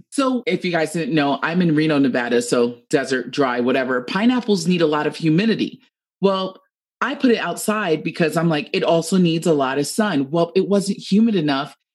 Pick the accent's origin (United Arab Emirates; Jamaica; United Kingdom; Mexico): Jamaica; I'm Jamaican, whoop, whoop.